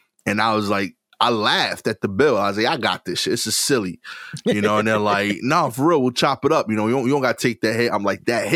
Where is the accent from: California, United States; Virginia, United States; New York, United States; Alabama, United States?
New York, United States; as a New Yorker